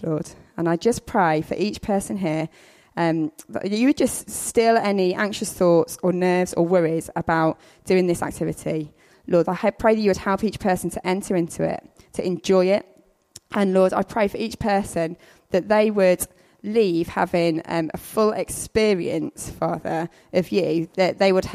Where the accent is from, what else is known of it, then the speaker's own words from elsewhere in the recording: the Midlands, England, United Kingdom; I'm from the Midlands, so I say paths.